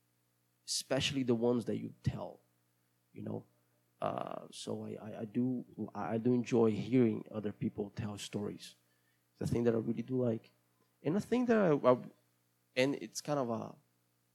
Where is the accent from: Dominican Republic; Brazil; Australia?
Brazil; accent: Brazilian; English is a second language; my accent is going to be Brazilian